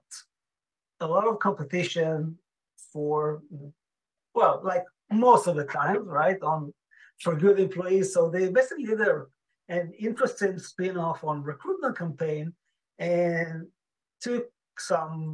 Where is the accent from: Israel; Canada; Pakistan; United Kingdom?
Israel; moved away as an adult; now in Kansas City, United States; I was born and raised in Israel, moved here in 2008 with my wife and two boys.